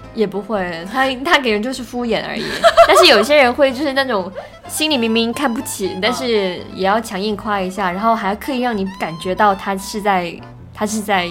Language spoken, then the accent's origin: Chinese; Guangdong, China; 因为我是广东人嘛